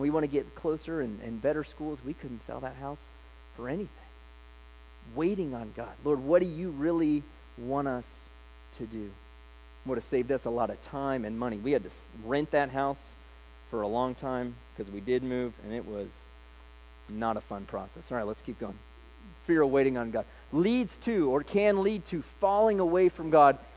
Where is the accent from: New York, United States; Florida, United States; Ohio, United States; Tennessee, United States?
Ohio, United States; Licking County; also born or lived in Columbus, Ohio; we grew up in Licking County